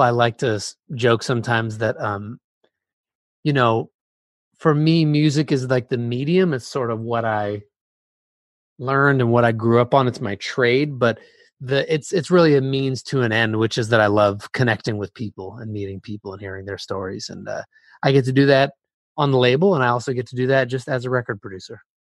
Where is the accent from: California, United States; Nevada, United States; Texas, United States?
California, United States; Bay Area; I was growing up in the Bay Area.